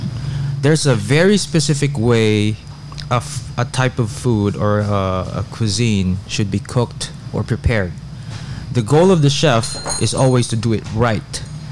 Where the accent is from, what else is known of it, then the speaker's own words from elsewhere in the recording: Philippines; Yeah, I'm very Filipino